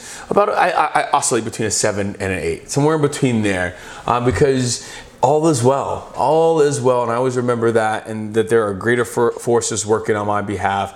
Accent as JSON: {"language": "English", "town": "Miami", "region": "Florida", "country": "United States", "said": "I'm from Miami"}